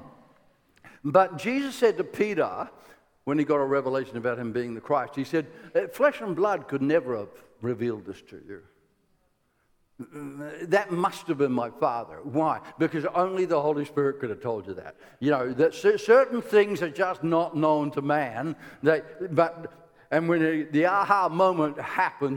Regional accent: Ireland; I am Irish

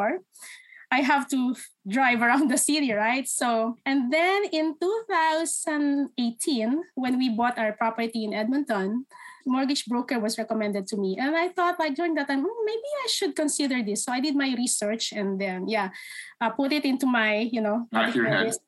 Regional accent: Philippines; moved away as an adult; now in Canada; So I'm originally from the Philippines. I moved here in 2016.

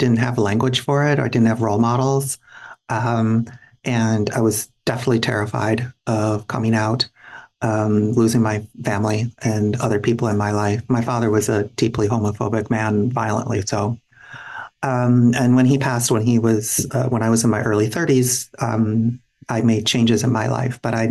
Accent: Minneapolis, Minnesota, United States; moved away as an adult; now in San Francisco, United States; I grew up in and around the Twin Cities.

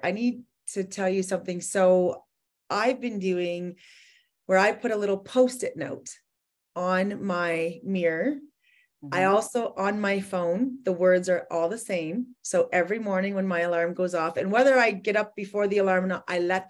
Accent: Edmonton, Alberta, Canada; I'm from Edmonton, Alberta, Canada.

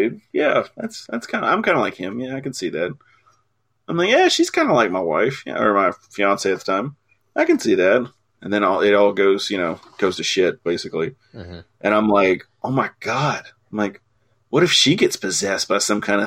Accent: United States; I'm an American

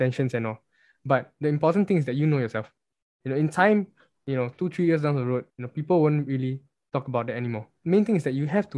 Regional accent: Singapore

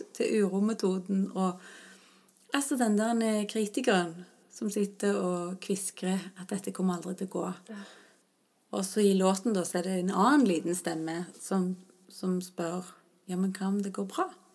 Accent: Stavanger, Rogaland, Norway; rundt Mosvannet i Stavanger, der jeg vokste opp.

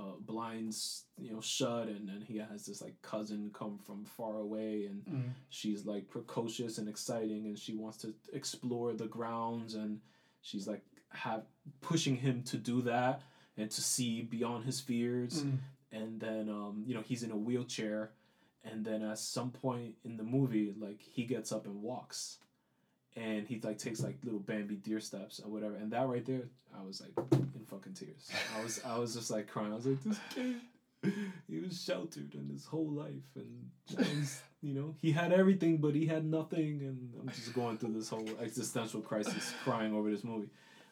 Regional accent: New York City, New York, United States; growing up in the South Bronx, a lot of tragedy, a lot of tough lessons learned just around me

